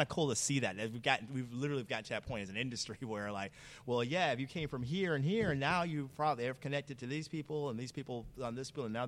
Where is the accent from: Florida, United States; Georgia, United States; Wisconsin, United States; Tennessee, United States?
Florida, United States; Tampa; I grew up in Tampa